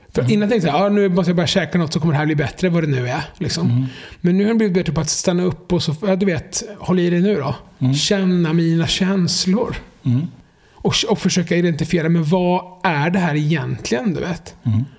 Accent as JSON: {"language": "Swedish", "town": "Jönköping", "region": "Jönköping County", "country": "Sweden", "tie": "born or raised there", "said": "när jag växte upp i Jönköping på 90-talet"}